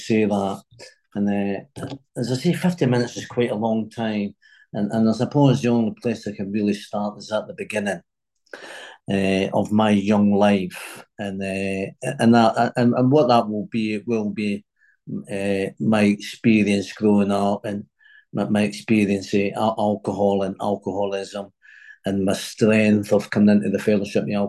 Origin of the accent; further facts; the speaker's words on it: Glasgow, Scotland, United Kingdom; moved away; also born or lived in United States; I was born in Glasgow in Scotland, and I had my mum had a big family.